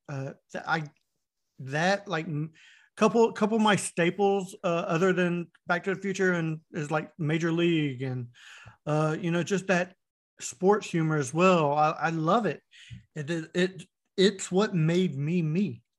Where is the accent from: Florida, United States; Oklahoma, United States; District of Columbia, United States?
Florida, United States; Winter Haven; I grew up in Florida, and the town I was in, uh, Winter Haven, Florida